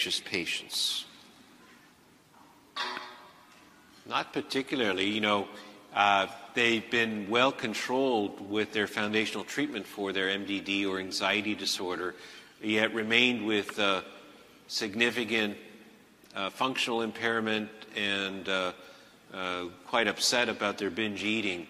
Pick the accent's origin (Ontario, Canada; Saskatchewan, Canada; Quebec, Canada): Quebec, Canada; Montreal; I'm from Montreal, not Toronto.